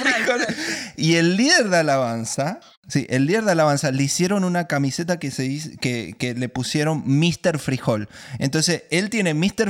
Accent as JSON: {"language": "Spanish", "country": "Argentina", "said": "Yo soy el primer argentino maracucho"}